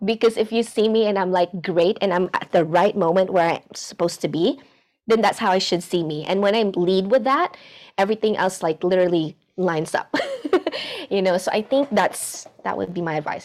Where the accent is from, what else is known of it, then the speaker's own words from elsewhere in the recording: Philippines; moved away as an adult; now in Los Angeles, United States; I was born and raised in the Philippines